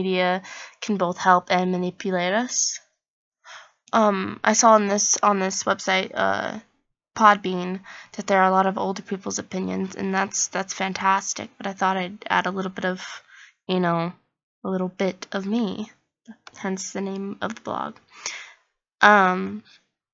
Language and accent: English; Oregon, United States; I am from Oregon